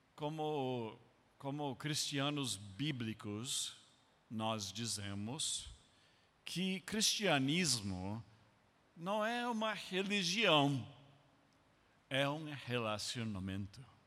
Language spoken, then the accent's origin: Portuguese; United States; Portuguese is a second language; moved away as an adult; also born or lived in Brazil; eu como americano